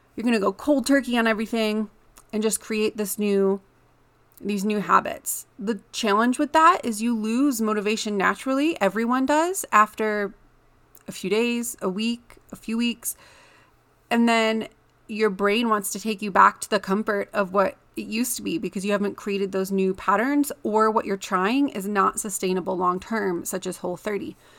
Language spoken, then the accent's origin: English; Michigan, United States; moved away as an adult; now in Colorado, United States; in the Midwest where I grew up in Michigan